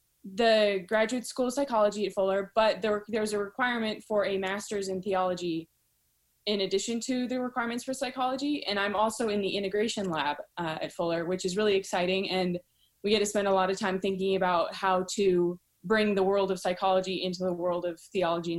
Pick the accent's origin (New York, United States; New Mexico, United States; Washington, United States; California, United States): California, United States; San Diego; I grew up in San Diego with my parents and my two younger brothers